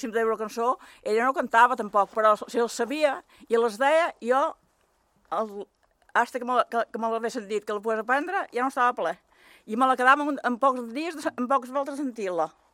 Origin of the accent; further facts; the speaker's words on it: Sant Jordi, Balearic Islands, Spain; Vaig néixer a Sant Jordi.